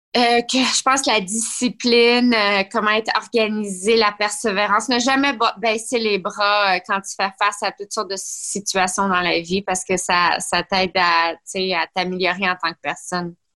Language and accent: French; Blainville, Quebec, Canada; j'ai grandi à Blainville